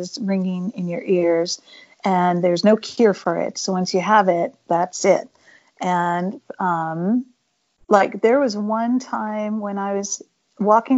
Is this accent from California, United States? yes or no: yes; Pleasanton, California, United States; I grew up in Pleasanton, California, and it was a pretty small town.